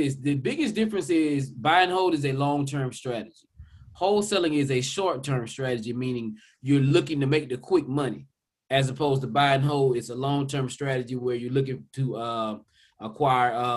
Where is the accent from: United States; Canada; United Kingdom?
United States; South Georgia; also born or lived in Metro Atlanta, Georgia; now in Atlanta, United States; I grew up in South Georgia for the most part. I'm here locally, of course, in Metro Atlanta, in the Atlanta market.